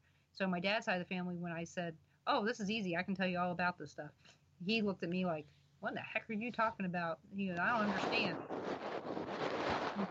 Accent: Baltimore, Maryland, United States; I'm being from Baltimore, of course, you know, went down to Richmond all the time.

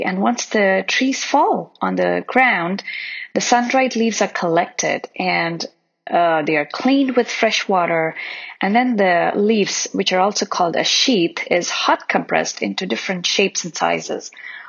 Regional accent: India; I remember when I was a child, we used to eat on banana leaves while growing up in India.

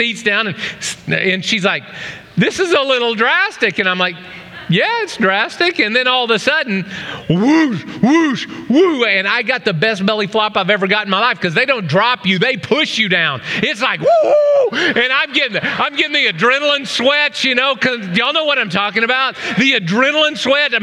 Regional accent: Oklahoma, United States; now in Ohio, United States; A little kid growing up in Oklahoma

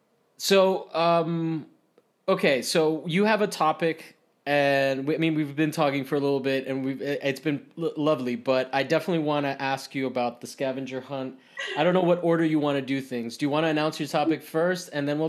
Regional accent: Rome, Lazio, Italy; because I grew up in Italy, in Rome, and Romans are very outgoing, right?

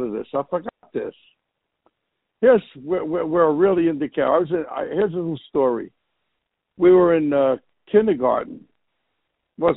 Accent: Newark, New Jersey, United States; Grew up in Newark, New Jersey, in the projects called Stephen Crane Village.

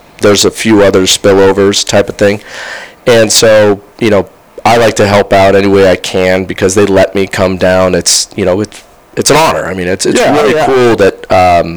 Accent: the Bay Area peninsula, California, United States; also born or lived in Santa Clara County; now in Sacramento, United States; I grew up in the Bay Area, so I grew up on the peninsula

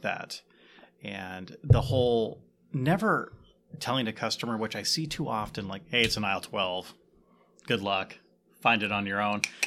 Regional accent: Ottumwa, Iowa, United States; I actually grew up in Ottawa

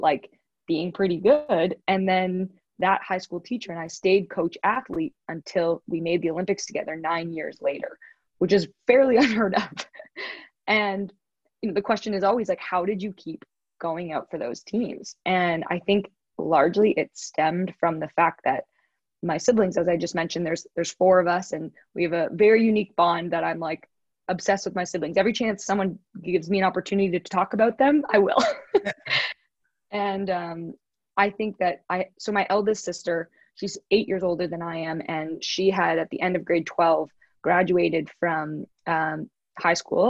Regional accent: Toronto, Ontario, Canada; I grew up in Toronto, Canada.

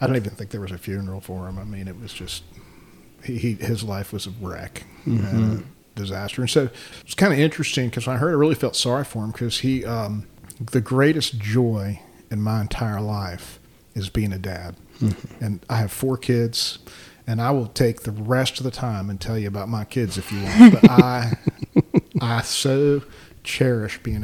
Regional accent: Baltimore, Maryland, United States; now in Forsyth County, North Carolina, United States; I grew up in Baltimore.

